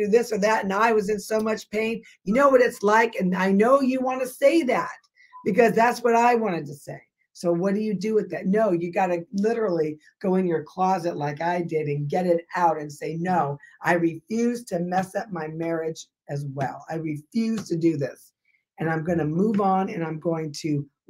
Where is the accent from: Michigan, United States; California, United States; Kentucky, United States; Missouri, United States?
California, United States; Burbank; I'm from Burbank.